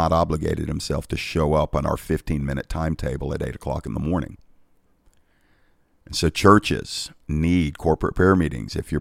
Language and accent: English; United States; I'm grateful for being American.